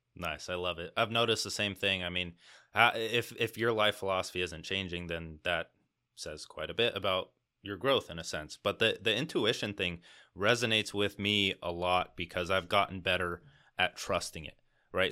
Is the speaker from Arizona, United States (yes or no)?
yes; Arizona, United States; I've just been in Arizona my entire life